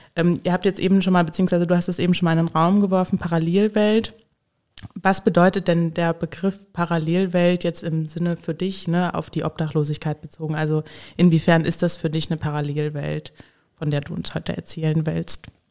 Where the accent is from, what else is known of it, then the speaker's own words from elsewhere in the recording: Hesse, Germany; now in Koblenz, Germany; Ich komme selbst aus Hessen